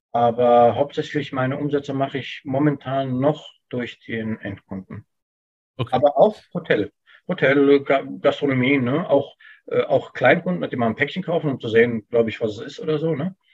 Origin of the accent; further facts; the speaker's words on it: Germany; Ich bin hier mhm. geboren und aufgewachsen. Das ist hier meine Heimat.